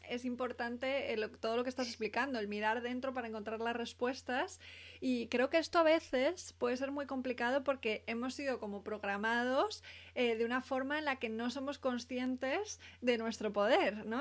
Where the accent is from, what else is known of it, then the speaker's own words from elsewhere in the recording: Spain; no soy americana, soy española